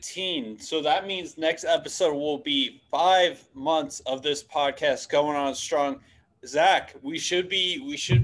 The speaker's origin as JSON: {"language": "English", "region": "Indiana", "country": "United States", "said": "I'm from Indiana"}